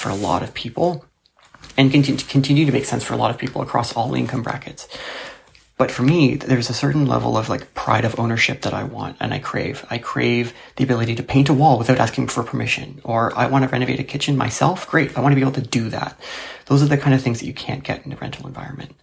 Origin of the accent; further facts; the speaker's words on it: Toronto, Ontario, Canada; I'm from Toronto and I'm 31 years old.